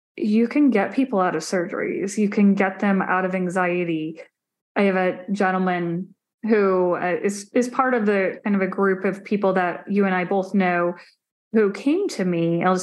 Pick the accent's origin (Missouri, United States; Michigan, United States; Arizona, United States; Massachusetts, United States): Arizona, United States; Phoenix; I grew up in Arizona, a very hot desert in the Phoenix area